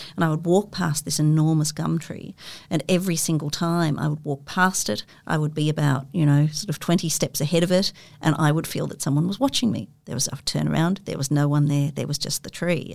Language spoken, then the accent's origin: English; Sydney, New South Wales, Australia; I grew up in Sydney in the sort of late sixties and, and, early seventies in in McMahon's Point